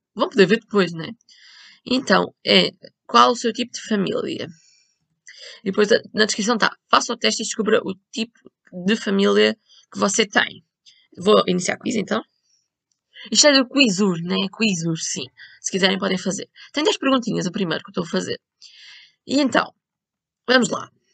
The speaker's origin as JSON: {"language": "Portuguese", "country": "Portugal", "said": "eu sou de Portugal"}